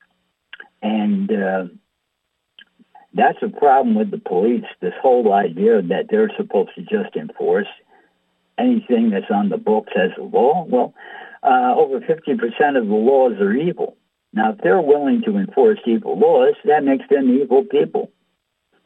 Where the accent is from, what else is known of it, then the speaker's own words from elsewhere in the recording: United States; we grew up here in America